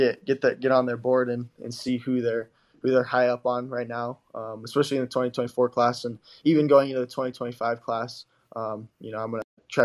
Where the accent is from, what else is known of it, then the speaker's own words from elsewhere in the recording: Kimberly, Idaho, United States; also born or lived in Burley, Idaho; I grew up in Kimberly.